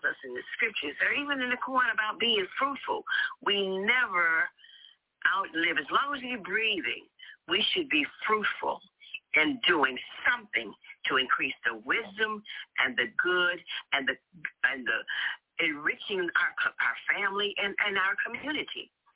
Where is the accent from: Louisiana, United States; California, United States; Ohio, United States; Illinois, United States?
Louisiana, United States; New Orleans; moved away; I went to New Orleans, and that's my hometown